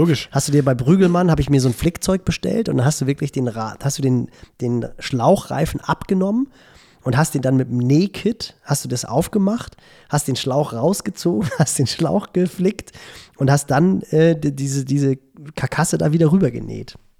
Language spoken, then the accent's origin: German; Elmshorn, Schleswig-Holstein, Germany; Bei uns in Emshorn